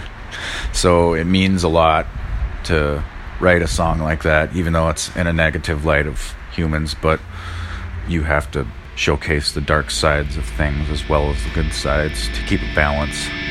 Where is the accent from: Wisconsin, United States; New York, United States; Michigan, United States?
Wisconsin, United States; Red Cliff; I'm from Red Cliff, Wisconsin, and we're right on the tippy top of Wisconsin